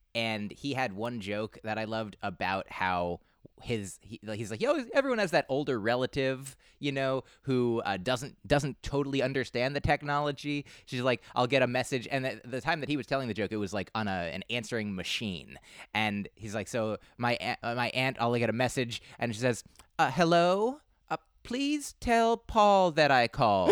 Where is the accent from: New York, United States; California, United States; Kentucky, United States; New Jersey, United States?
New Jersey, United States; two oh one 'cause I grew up in New Jersey